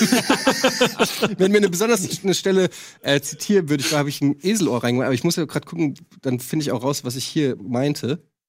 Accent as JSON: {"language": "German", "town": "Frankfurt", "region": "Hesse", "country": "Germany", "tie": "born or raised there", "moved": "as an adult", "said": "von 20 weg aus Frankfurt, also fast die Hälfte meines Lebens lebe ich gar nicht mehr in, in, in der Stadt, in der ich groß geworden bin."}